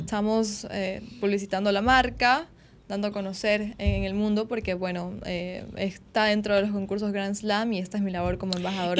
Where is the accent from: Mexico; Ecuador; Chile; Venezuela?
Ecuador; Yo soy de Ecuador.